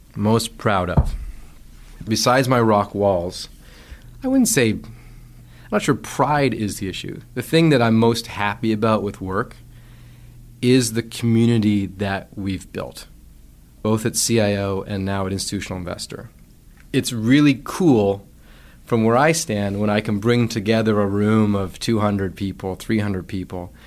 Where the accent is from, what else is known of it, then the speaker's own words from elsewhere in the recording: Vancouver Island, British Columbia, Canada; moved away as an adult; also born or lived in United States; I grew up knowing on Vancouver Island.